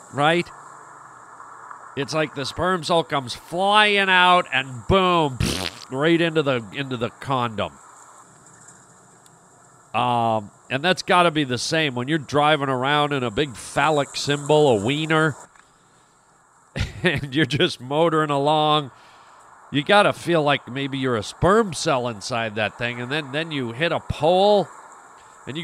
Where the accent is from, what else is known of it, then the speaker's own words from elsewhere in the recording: Canada; I was born and raised in Canada, and we grew up on, you know, a lot of Canadian radio